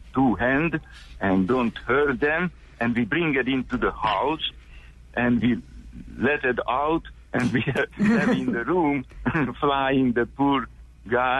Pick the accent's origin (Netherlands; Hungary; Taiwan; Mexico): Hungary; English is a second language; now in Memphis, United States; I came from Hungary